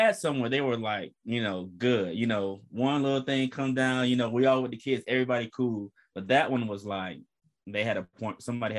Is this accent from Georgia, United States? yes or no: yes; Georgia, United States; I grew up in Georgia.